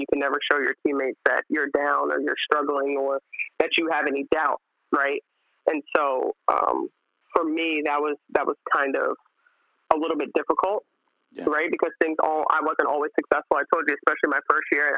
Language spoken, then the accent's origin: English; United States; growing up in America